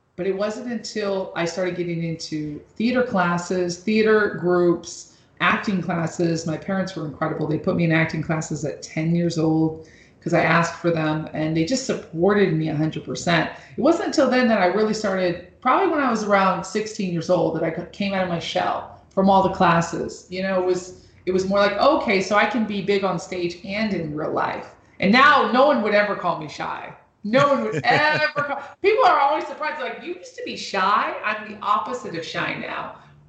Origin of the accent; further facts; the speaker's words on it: Los Angeles, California, United States; also born or lived in New York; I'm originally from Los Angeles and New York, and I love making music.